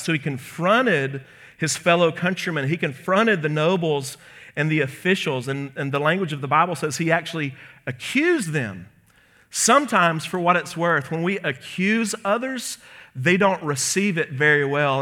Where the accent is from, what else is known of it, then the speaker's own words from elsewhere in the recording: Birmingham, Alabama, United States; my hometown